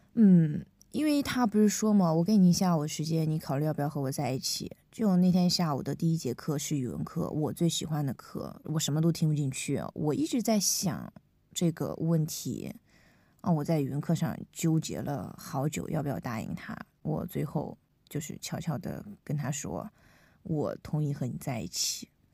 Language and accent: Chinese; Henan, China; 因为我们是河南的高中生